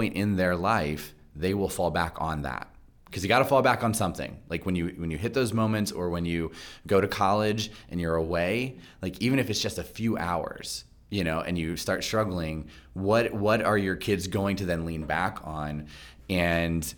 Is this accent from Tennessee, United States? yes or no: no; Virginia, United States; I grew up in Virginia as well